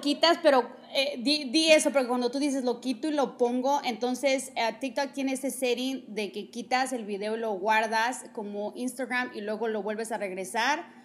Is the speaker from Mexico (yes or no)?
yes; Mexico; moved away; yo soy de México